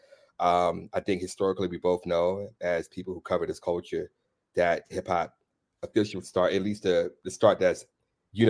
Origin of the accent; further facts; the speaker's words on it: Washington, District of Columbia, United States; I'm from DC